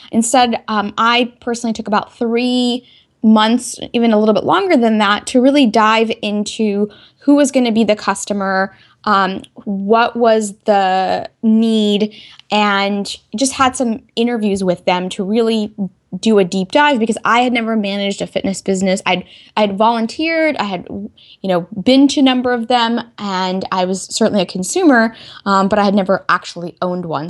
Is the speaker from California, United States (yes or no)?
no; Texas, United States; moved away as an adult; also born or lived in North Carolina; I could originally say I'm from Texas, since that's where I spent most of my youth, um, you know, elementary school through high school.